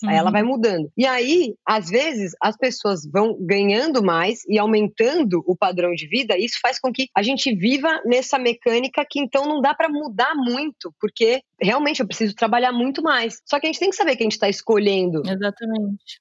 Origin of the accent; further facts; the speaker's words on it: Brazil; como brasileira